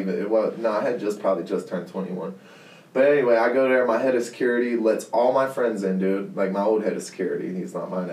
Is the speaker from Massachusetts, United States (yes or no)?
no; Hinesville, Georgia, United States; I'm from Georgia, man. I'm from Georgia